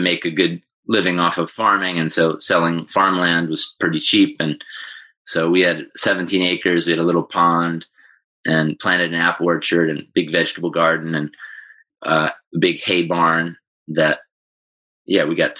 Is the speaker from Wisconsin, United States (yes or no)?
no; Ithaca, New York, United States; that was kind of pretty much where I grew up from 2 to 18, was in the same house, sort of in the country outside of Ithaca, New York.